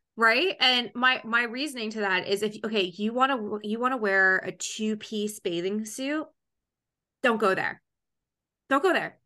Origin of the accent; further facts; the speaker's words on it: Canada; I'm from Canada